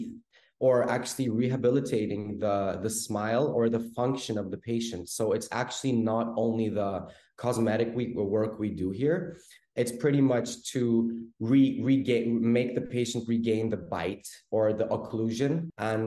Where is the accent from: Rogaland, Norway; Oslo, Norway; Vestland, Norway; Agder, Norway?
Oslo, Norway; moved away as an adult; now in Istanbul, Turkey; I was born and raised in Oslo, Norway. And I decided to move to Istanbul at around 2008 to study dentistry.